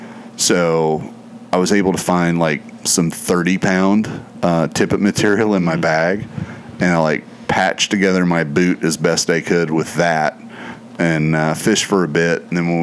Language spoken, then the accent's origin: English; United States; As an American